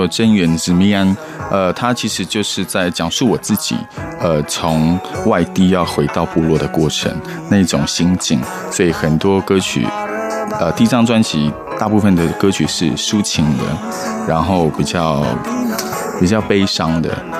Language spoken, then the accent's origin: Chinese; Taiwan; 可是我真的，我虽然我的老家，我的。我们都是住石板屋，可是我还真的没有发现石板屋上面有天窗。